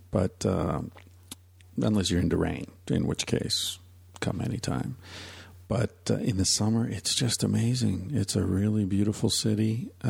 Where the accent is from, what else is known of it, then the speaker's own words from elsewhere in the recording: Pennsylvania, United States; now in Vancouver, Canada; Now, I grew up in Pennsylvania, as did my mother.